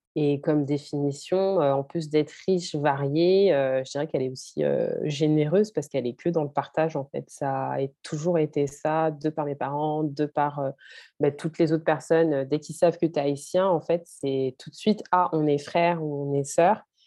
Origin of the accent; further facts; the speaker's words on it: France; j'ai grandi, je suis née en France